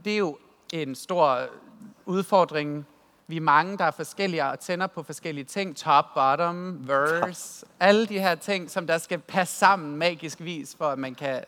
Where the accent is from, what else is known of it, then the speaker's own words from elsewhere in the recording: West Jutland, Central Denmark Region, Denmark; Jeg er jo fra Vestjylland, øh, så min stor del af min opvækst og min teenageår, det har været svært, fordi at jeg kommer fra en kristen familie i Vestjylland